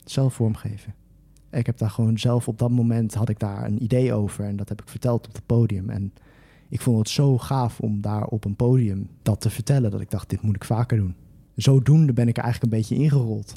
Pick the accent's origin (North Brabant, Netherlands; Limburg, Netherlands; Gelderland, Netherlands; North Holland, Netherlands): Gelderland, Netherlands; Twello; ik kom oorspronkelijk uit Teugen.